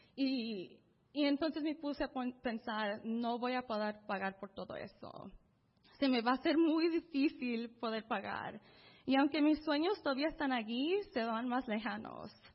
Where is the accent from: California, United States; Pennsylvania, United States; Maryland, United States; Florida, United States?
California, United States; Los Angeles; also born or lived in Mérida, Yucatán, Mexico; crecí en el este de Los Ángeles